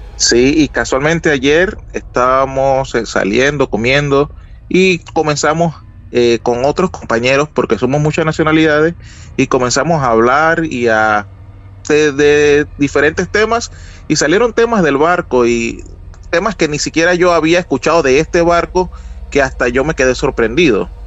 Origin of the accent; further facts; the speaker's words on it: Panama; Soy de Panamá